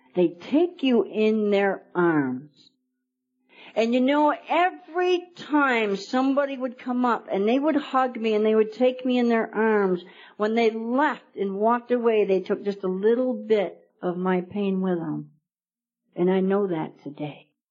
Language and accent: English; New York, United States; moved away as an adult; now in Arizona, United States; I'm a New York girl. I've only been here about a year and a half. I came in from New York.